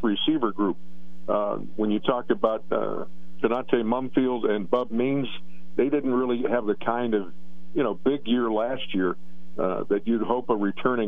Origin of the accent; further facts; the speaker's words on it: Pittsburgh, Pennsylvania, United States; my hometown